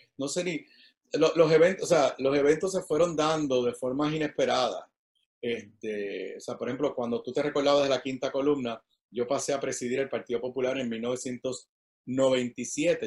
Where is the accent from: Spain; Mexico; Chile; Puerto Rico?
Puerto Rico; San Juan; also born or lived in Washington, D.C.; yo soy nacido y criado aquí en, Río Piedra